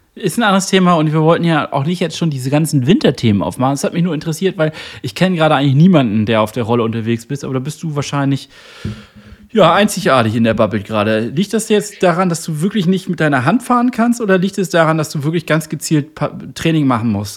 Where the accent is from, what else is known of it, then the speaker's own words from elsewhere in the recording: Northern Germany, Germany; als Norddeutscher